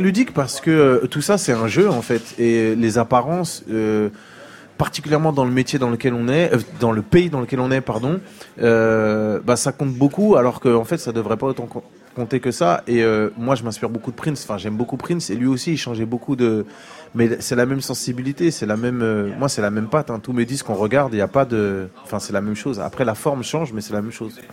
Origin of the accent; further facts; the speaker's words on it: France; j'ai grandi en France avec ma mère et mes tantes et tout ça et du coup l'Afrique je l'ai connue à 20 ans